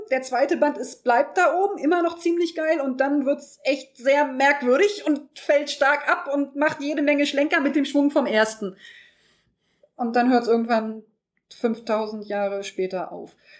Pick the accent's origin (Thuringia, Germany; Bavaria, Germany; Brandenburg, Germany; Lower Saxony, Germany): Lower Saxony, Germany; home town where Gauss studied; wurde von Herrn Gauss entdeckt, der in meiner Heimatstadt studiert hat